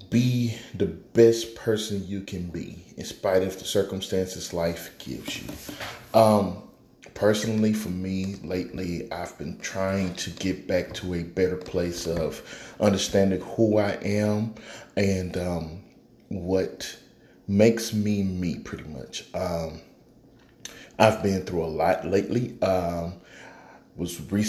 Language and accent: English; Houston, Texas, United States; I was born and raised in Houston, from Houston, Texas. So I'm a Southern boy.